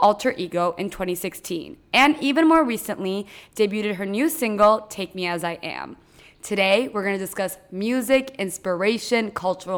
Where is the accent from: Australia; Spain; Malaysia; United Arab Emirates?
United Arab Emirates; Dubai; I know Dubai, like, I was raised here too